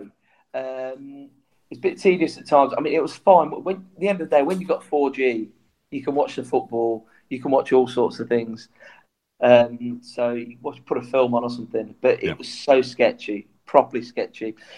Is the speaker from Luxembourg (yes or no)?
no; Coventry, West Midlands, United Kingdom; I'm from Coventry